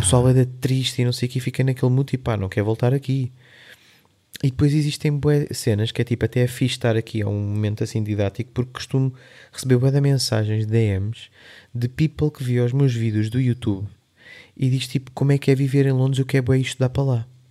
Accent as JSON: {"language": "Portuguese", "area": "Linha de Sintra", "region": "Lisbon", "country": "Portugal", "also_born_or_lived": "London", "said": "sou do Eiras, ali não sei o quê, então, sou da linha de Sintra"}